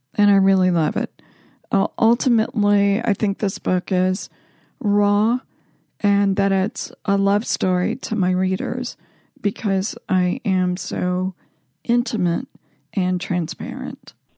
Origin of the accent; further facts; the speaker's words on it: Panama City Beach, Florida, United States; I was raised on Panama City Beach